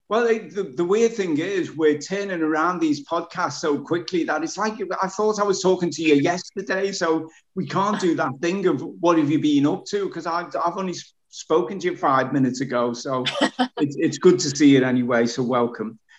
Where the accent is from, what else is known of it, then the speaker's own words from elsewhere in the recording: Birkenhead, North West England, United Kingdom; my fellow Birkenheader